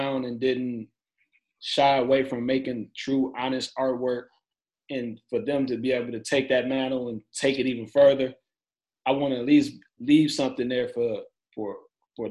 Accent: Pontiac, Michigan, United States; now in Cleveland, United States; I'm living in Cleveland, Ohio right now, and I'm originally from Pontiac, Michigan

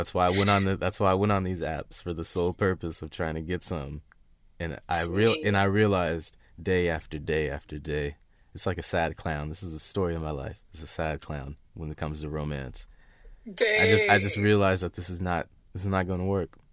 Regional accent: Seattle, Washington, United States

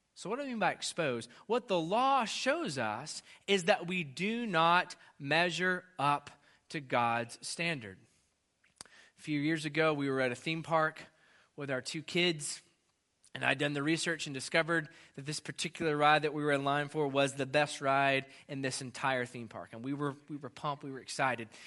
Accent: United States; as an American

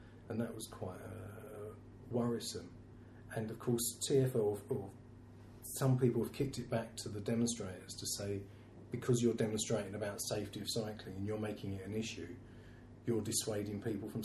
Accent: Bexleyheath, London, United Kingdom; also born or lived in Greenwich / Orpington / Charlton / Surrey Docks; now in London, United Kingdom; I was born in Bexley Heath.

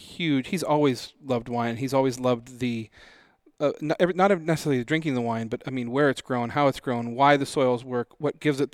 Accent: Spokane, Washington, United States; I grew up in Spokane

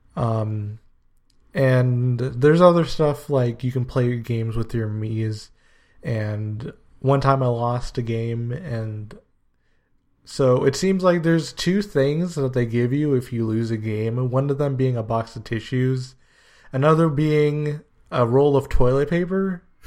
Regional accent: United States; also born or lived in Guyana (ancestry); I was born in the States, so I'm kind of the first generation of my family to live in America

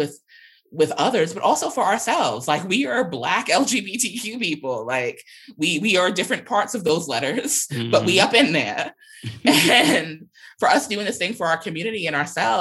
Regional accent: New York, United States; I'm a New Yorker whose family comes from the South and from the Caribbean.

